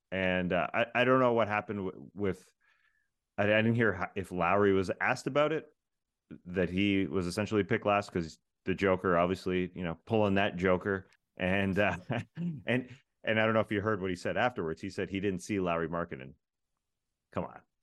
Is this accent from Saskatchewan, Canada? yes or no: no; Toronto, Ontario, Canada; moved away; I'm originally from Toronto